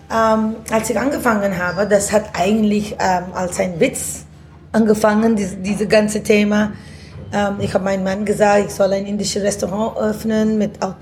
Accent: India; German is a second language; now in Germany; Ja, ich komme aus Indien ursprünglich, aber hab, äh, ich habe in elf Ländern gewohnt

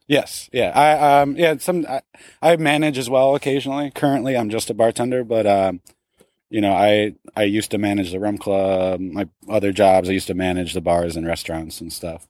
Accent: Portland, Oregon, United States; I'm from Portland, Oregon

